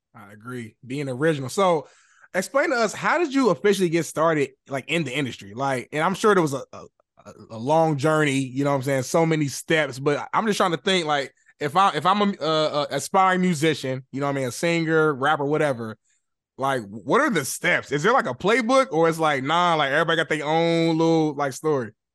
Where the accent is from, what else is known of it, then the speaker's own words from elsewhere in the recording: Indianapolis, Indiana, United States; moved away as an adult; now in Los Angeles, United States; growing up in Indy